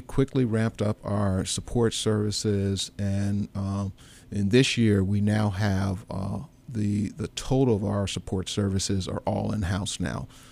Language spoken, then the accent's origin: English; St. Louis, Missouri, United States; I grew up in Saint Louis